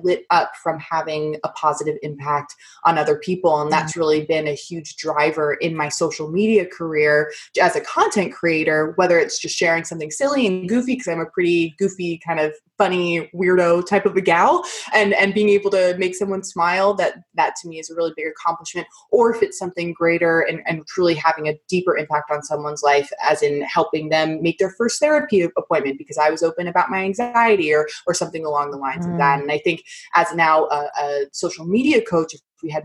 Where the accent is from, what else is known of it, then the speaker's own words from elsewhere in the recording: New York City, New York, United States; moved away; I'm originally from New York, New York, born and raised in Manhattan.